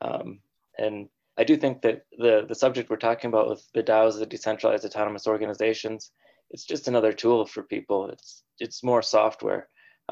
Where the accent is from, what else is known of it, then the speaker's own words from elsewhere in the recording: Minnesota, United States; moved away as an adult; now in San Francisco, United States; I moved out there after going to college in the University of Minnesota, where I was born and raised. So I was born and raised in the Midwest, moved out west